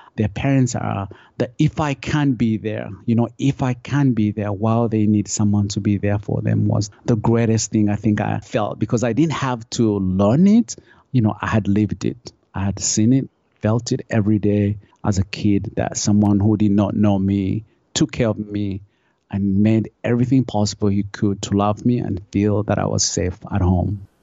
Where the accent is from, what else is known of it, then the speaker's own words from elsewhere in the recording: Uganda; moved away; I grew up, I grew up in Uganda.